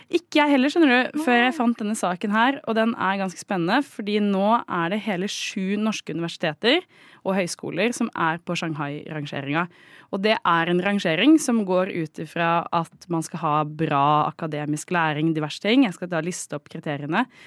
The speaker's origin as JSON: {"language": "Norwegian", "region": "Oslo", "country": "Norway", "also_born_or_lived": "Trondheim", "said": "Jeg er jo fra Oslo"}